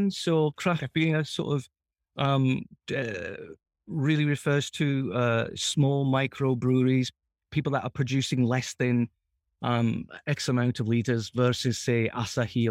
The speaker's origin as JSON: {"language": "English", "region": "England", "country": "United Kingdom", "tie": "born or raised there", "also_born_or_lived": "Japan", "moved": "yes", "said": "When I was growing up in England"}